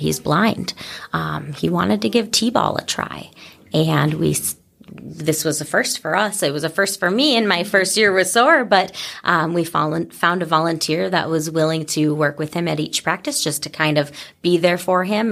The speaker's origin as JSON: {"language": "English", "region": "Michigan", "country": "United States", "moved": "as an adult", "lives_now": "Wisconsin, United States", "said": "I come from Michigan"}